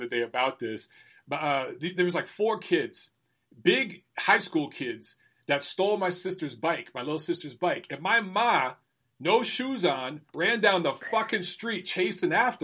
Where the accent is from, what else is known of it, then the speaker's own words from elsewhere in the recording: Detroit, Michigan, United States; what I grew up in Detroit